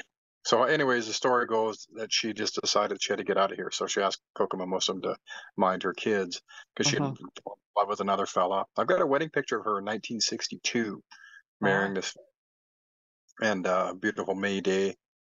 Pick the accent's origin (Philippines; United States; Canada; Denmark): Canada; Wind Lake; born there; My mom was from Sucker Creek and I was born in Wind Lake. And then we moved all over.